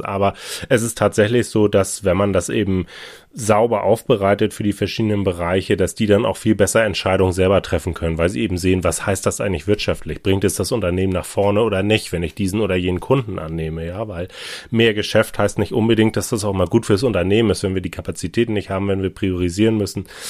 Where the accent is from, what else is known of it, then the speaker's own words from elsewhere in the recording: Hamburg, Germany; bin ein Hamburger Eigengewächs, hier geboren, aufgewachsen